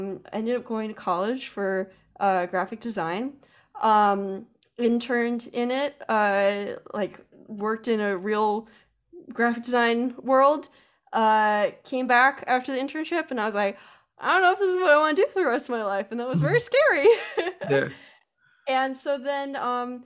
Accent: Pennsylvania, United States; I'm a girl from Pennsylvania

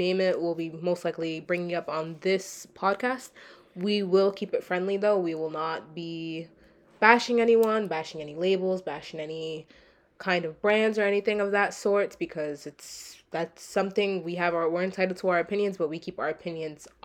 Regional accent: Rhode Island, United States; I'm 19 years old and I'm from Rhode Island.

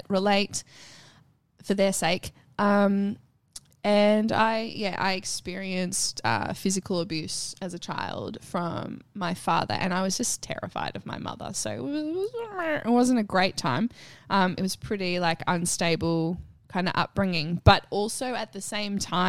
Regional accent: Nagambie, Victoria, Australia; moved away; I am from Victoria.

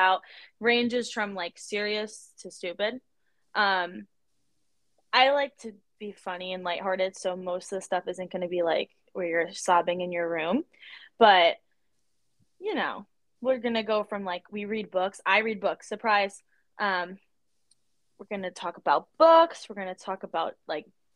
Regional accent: New Jersey, United States; we're from Jersey

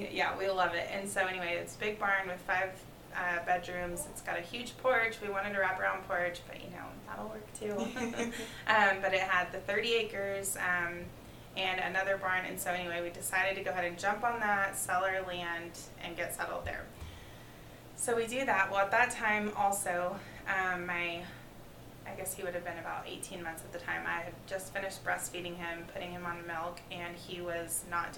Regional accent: Arizona, United States; moved away as an adult; also born or lived in Oklahoma; now in Lubbock, United States; I'm from Arizona

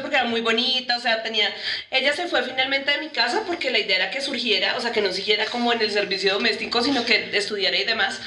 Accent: Bogotá, Colombia; yo también estoy en Bogotá, Y en mi colegio, hice mi universidad

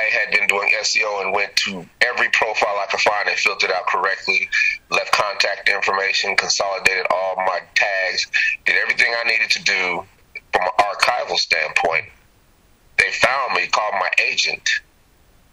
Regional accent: Denver, Colorado, United States; moved away as an adult; also born or lived in Chicago, Illinois / Sacramento, California; now in Atlanta, United States; I was born in Chicago. Steve was born in Omaha. We were grown up in Denver.

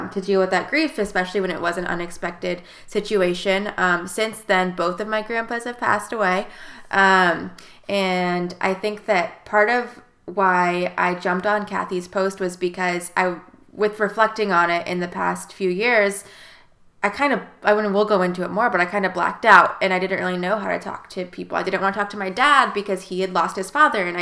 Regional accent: South Bend, Indiana, United States; now in Wilmington, United States; I'm from South Bend, Indiana

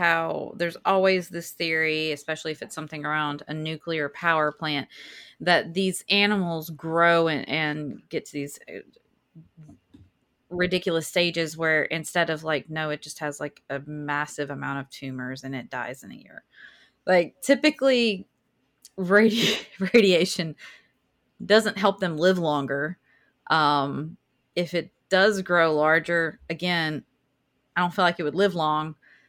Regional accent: Southern United States, United States; We are allowed to do this because we're from the South.

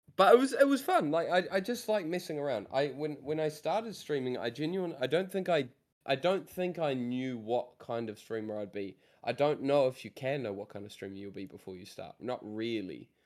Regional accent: New Zealand; I come from New Zealand

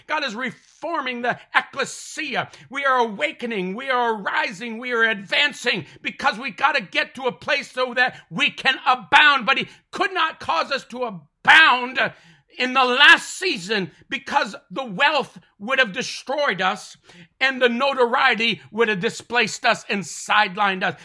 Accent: Mohawk territory, Ontario, Canada; I'm from Canada, Ontario, born and raised on the Tallulah Mohawk territory

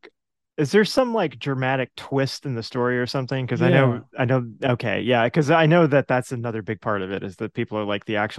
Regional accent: Atlanta, Georgia, United States; moved away; also born or lived in New York; I'm from Atlanta.

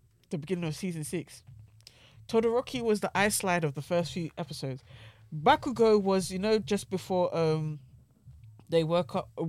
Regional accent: United Kingdom; My promise is to try. I'm British.

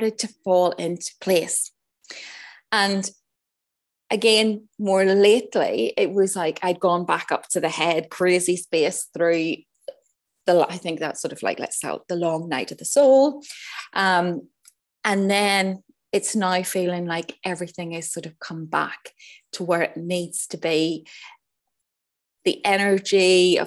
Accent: Northern Ireland, United Kingdom; moved away; also born or lived in Switzerland; I grew up in Northern Ireland in the height of the troubles

